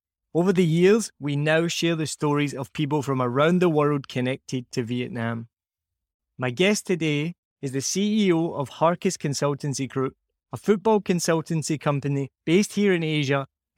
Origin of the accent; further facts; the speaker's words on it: Scotland, United Kingdom; Now, the other warning here is that we are both Scottish and we can't add subtitles on the podcast. There will be subtitles on YouTube. I tend to get more and more Scottish as I talk to someone from Scotland.